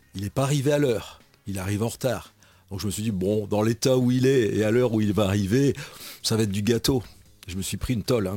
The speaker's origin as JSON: {"language": "French", "area": "Nord-Pas-de-Calais", "region": "Hauts-de-France", "country": "France", "tie": "born or raised there", "also_born_or_lived": "Charente", "moved": "as an adult", "said": "je suis originaire du Nord-Pas-de-Calais."}